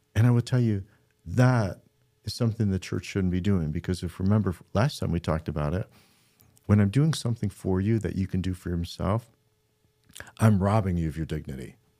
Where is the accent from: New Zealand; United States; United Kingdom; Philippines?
United States; Midland, Michigan; we're from Midland, Michigan.